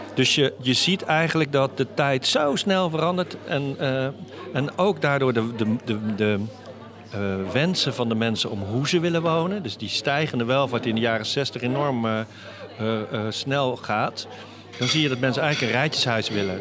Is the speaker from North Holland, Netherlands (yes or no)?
yes; Amsterdam, North Holland, Netherlands; also born or lived in Utrecht; now in Doorn, Netherlands; ik ben echt een Amsterdammer dan, ja. ik ben in Amsterdam geboren